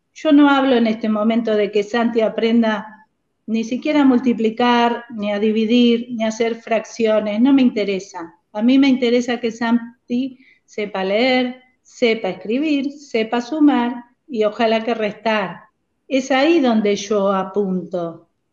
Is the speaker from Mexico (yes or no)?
no; San Antonio de Padua, Buenos Aires Province, Argentina; moved away as an adult; also born or lived in United States / Villa La Angostura; now in Trenque Lauquen, Argentina; somos de Buenos Aires, de San Antonio de Padua, de la zona oeste del conurbano.